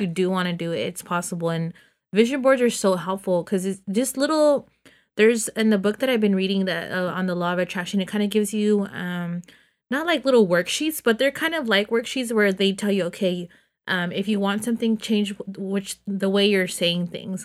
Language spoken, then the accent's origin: English; Los Banos, California, United States; born or raised there; moved away